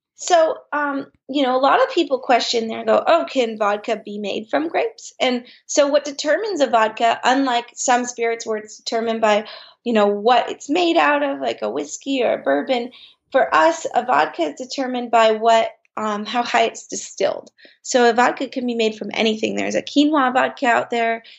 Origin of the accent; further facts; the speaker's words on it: Bay Area, Marin County, California, United States; we grew up in the Bay Area and in Marin County